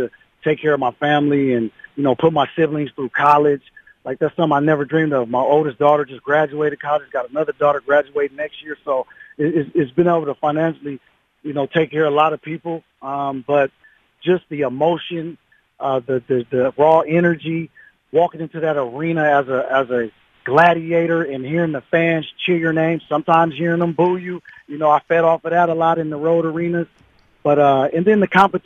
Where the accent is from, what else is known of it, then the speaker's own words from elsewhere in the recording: Seattle, Washington, United States; growing up in Seattle, Washington